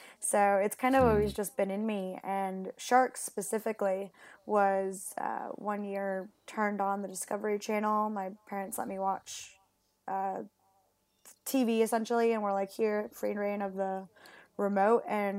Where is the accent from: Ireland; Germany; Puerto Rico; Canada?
Puerto Rico; English is a second language; also born or lived in Mexico; now in Perth, Australia; No, so I'm originally from Puerto Rico and Mexico. Oh. And funnily enough, I learned English in Mexico.